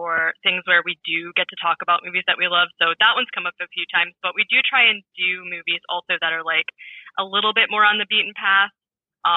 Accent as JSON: {"language": "English", "region": "Northern Virginia", "country": "United States", "tie": "born or raised there", "said": "I grew up in Northern Virginia"}